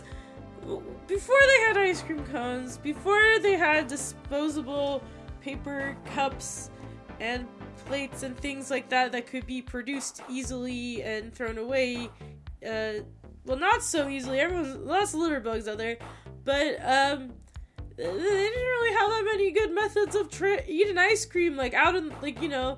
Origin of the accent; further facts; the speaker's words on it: Fairfield, United States; I'm from Fairfield